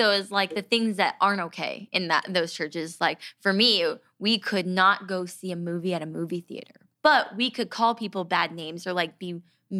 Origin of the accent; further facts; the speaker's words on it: California, United States; we grew up in California